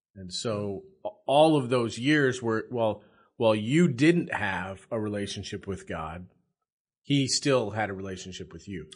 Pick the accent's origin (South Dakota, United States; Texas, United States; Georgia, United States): South Dakota, United States; now in Nebraska, United States; I'm a South Dakota boy.